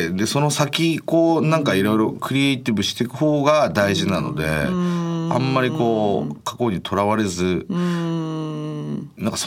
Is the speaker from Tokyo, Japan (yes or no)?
no; Saitama, Japan; そうですもう地元の埼玉の、